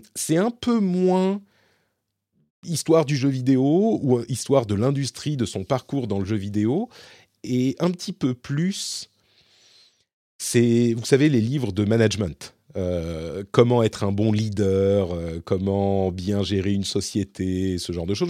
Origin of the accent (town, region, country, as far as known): Paris, Île-de-France, France; moved away as an adult; now in Finland